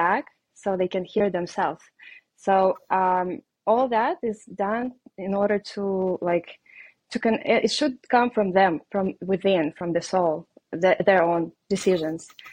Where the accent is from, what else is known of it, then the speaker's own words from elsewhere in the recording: Russia; English is a second language; moved away; I am Russian. I have an accent and it's obvious. So I moved here from Russia